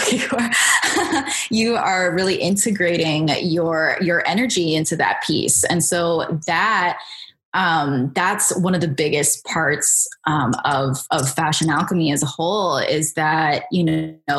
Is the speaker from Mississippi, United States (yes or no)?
no; Bethesda, Maryland, United States; So I grew up in Bethesda, Maryland. That's where I am right now.